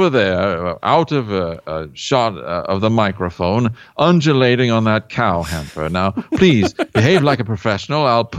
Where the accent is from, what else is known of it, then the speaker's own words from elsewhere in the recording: Pennsylvania, United States; Because that's sort of an expression that I used when I was growing up in Pennsylvania.